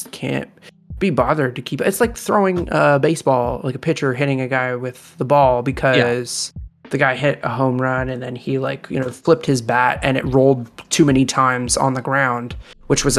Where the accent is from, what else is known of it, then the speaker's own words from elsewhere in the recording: Canada; as a Canadian